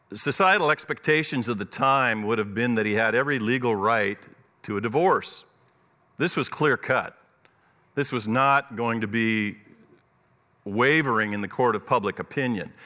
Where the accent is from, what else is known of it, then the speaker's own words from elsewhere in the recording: Eastside, Washington, United States; I grew up on the East Side. My family moved there in the nineteen fifties